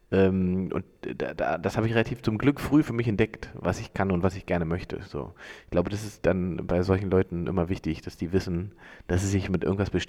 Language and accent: German; Salzwedel, Saxony-Anhalt, Germany; now in Berlin, Germany; bin ich in Sachsen-Anhalt